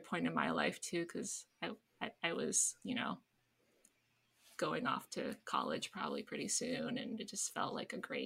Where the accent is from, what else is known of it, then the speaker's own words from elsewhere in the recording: Canada; So I grew up in Canada